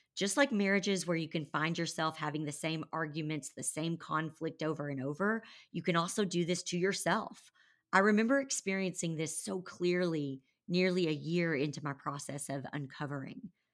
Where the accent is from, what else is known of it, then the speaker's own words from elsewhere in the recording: Conway, Arkansas, United States; moved away as an adult; also born or lived in Nashville, Tennessee; I had moved back to my hometown of Conway, Arkansas